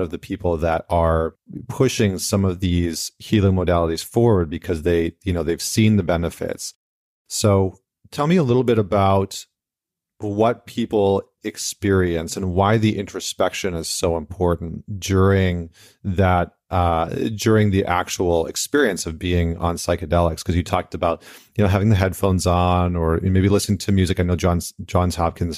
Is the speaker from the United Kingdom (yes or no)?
no; Canada; moved away; I'm Canadian